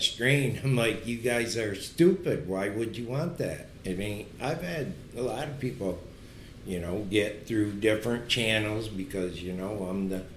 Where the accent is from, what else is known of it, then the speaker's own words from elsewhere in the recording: Pinconning, Michigan, United States; we're from Pinconning